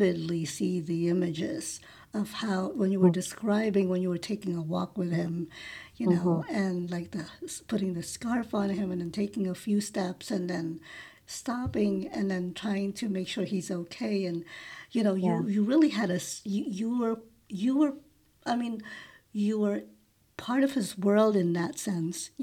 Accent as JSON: {"language": "English", "region": "New York", "country": "United States", "moved": "as an adult", "said": "I'm a New Yorker. We moved from New York almost 2 years ago"}